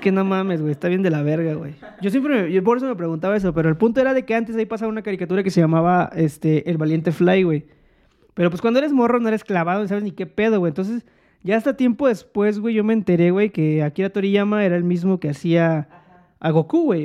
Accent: Mexico; now in Mexico City, Mexico; en donde yo nací, en, en mi entorno, y ahí la gente puede comentarlo después, que eh, era un pedo más bueno, en provincia

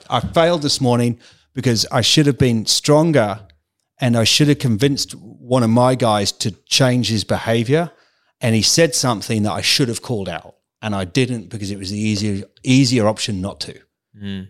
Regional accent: England, United Kingdom; moved away as an adult; also born or lived in Calgary, Canada; now in Australia; am terribly English. Yes, okay. I've spent ten years at an English private school

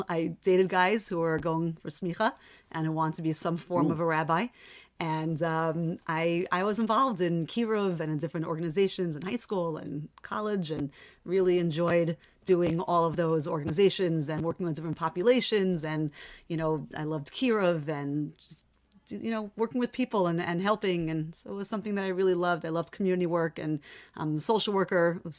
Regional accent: Lawrence, New York, United States; I'm from Lawrence, New York.

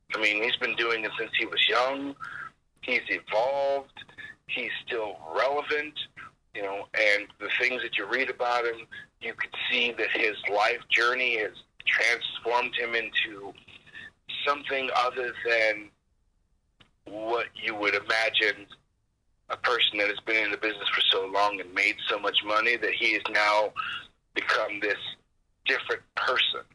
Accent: Phoenix, Arizona, United States; moved away as an adult; also born or lived in Chicago / Evanston; I grew up in Phoenix, so all I knew was Phoenix

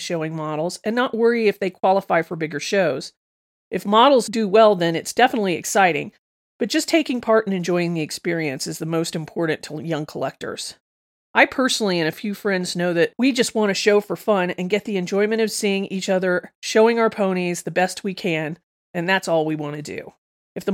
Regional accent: England, United Kingdom; I'm 16 years old and I'm from England.

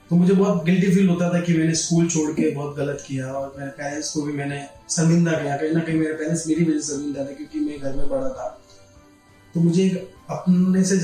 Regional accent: Mount Abu, Rajasthan, India; और मैं माउंट आबू से

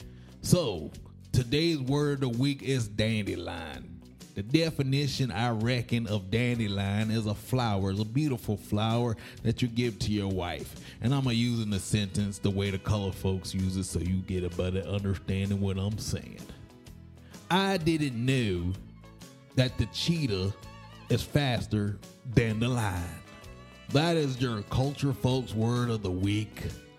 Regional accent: Knowlesville, Tennessee, United States; I'm from Knowlesville, Tennessee, born and raised.

